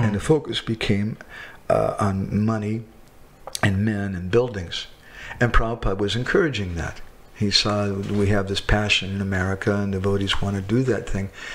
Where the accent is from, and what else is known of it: United States